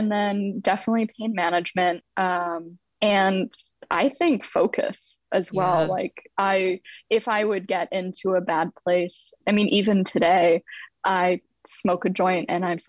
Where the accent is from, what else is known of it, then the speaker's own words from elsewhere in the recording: San Francisco Bay Area, California, United States; also born or lived in London; Ooh, so I'm originally from London, though my parents moved my brother and I over to the San Francisco Bay Area when we were kids.